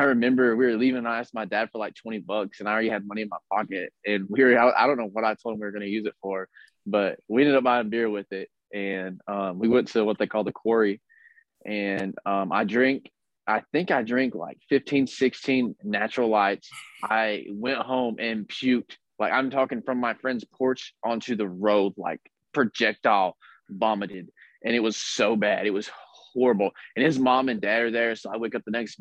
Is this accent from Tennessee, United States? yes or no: yes; Jellico, Tennessee, United States; now in California, United States; I'm from Jellicoe, Tennessee. It's like East Tennessee. It's the middle of nowhere